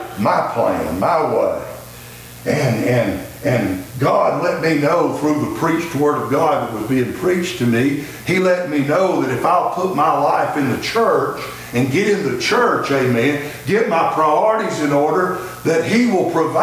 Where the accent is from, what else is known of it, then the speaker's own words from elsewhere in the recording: Pinson, Alabama, United States; also born or lived in Blount County, Alabama; I grew up in Jefferson County in the what we call the Mount Pinson area